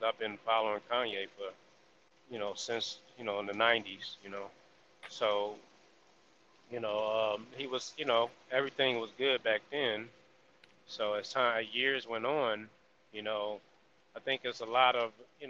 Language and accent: English; Texas, United States; I'm going to do my hometown